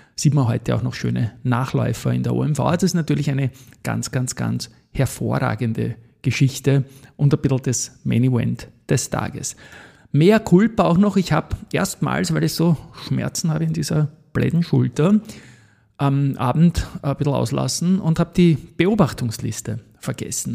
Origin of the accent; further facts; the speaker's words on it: Austria; moved away; meine Heimat Österreich